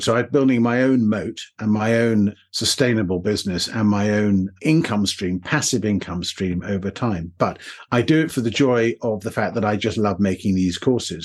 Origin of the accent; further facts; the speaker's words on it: England, United Kingdom; accent: somewhat English; my somewhat English accent